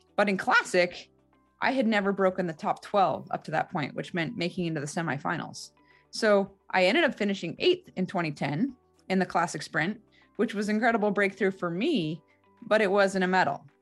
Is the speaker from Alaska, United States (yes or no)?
yes; Alaska, United States; also born or lived in Salt Lake City, Utah; Growing up in Alaska was an incredibly unique experience